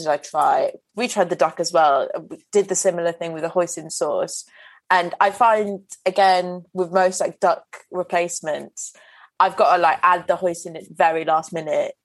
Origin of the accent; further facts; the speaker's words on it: Welsh, Wales, United Kingdom; I'm Welsh